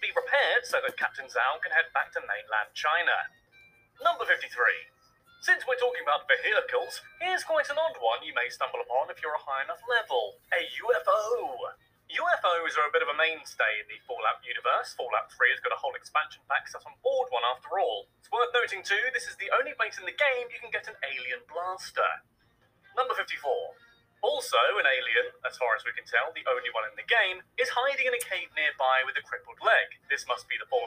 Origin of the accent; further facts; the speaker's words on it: United Kingdom; Being British